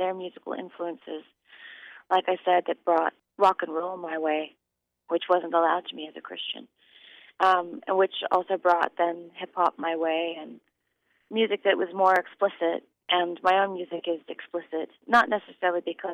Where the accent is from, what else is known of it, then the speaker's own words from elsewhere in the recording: Sonoma County, Northern California, United States; I grew up in Northern California, Sonoma County, actually.